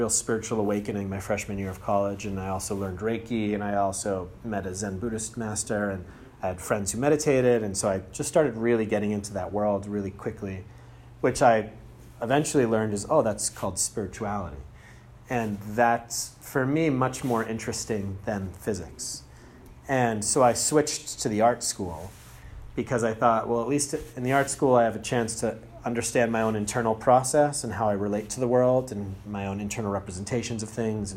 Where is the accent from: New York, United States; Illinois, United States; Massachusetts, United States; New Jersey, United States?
Massachusetts, United States; Andover; I'm from Andover, Massachusetts